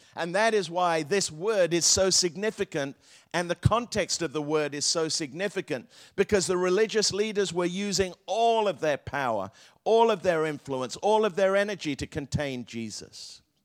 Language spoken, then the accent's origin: English; England, United Kingdom; I grew up in England